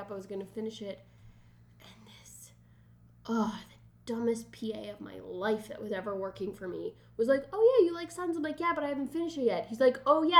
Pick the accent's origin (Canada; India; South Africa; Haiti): Canada; Montreal, Quebec; We are all from Montreal